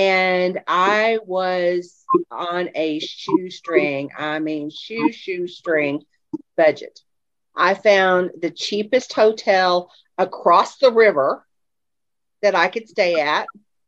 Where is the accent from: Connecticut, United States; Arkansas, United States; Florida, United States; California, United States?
Arkansas, United States; Fayetteville; I'm from Fayetteville, Arkansas.